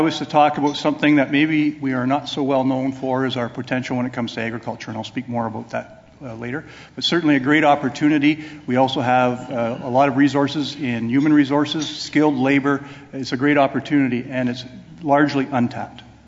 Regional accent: Northern Ontario, Canada; born and raised in Northern Ontario

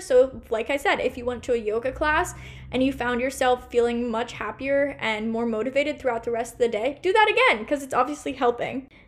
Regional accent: Portland, Oregon, United States; also born or lived in New York; here in my hometown Portland, Oregon

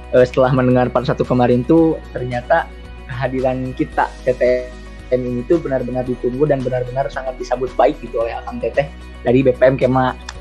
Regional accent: Garut, West Java, Indonesia; asal aku dari Garut

